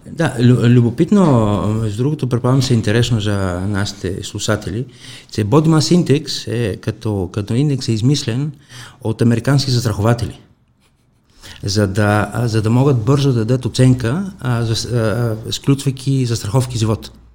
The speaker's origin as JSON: {"language": "Bulgarian", "town": "Kalamata", "region": "Peloponnese", "country": "Greece", "tie": "born or raised there", "second_language": "Bulgarian", "moved": "as an adult", "lives_now": "Bulgaria", "said": "в моя град, в Каламата, аз съм от Южна Гърция"}